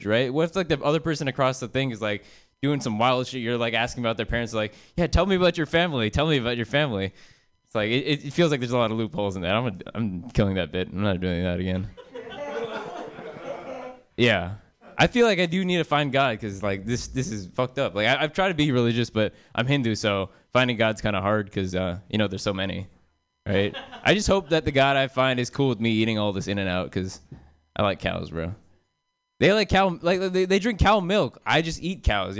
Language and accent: English; United States; I'm American